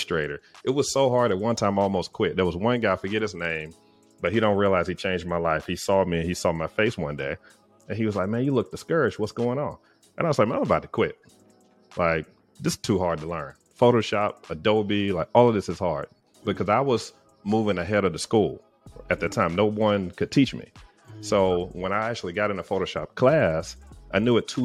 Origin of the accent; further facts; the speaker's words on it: Tuscaloosa, Alabama, United States; also born or lived in Huntsville, Alabama / Atlanta, Georgia; I'm from Tuscaloosa, Alabama